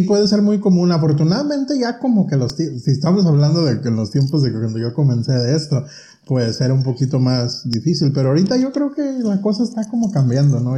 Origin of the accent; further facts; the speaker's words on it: Pinzándaro, Michoacán, Mexico; moved away as an adult; also born or lived in Los Angeles, California, United States; now in United States; yo nací aquí y me llevaron a México cuando tenía cuatro años. Y ya no regreso hasta los 20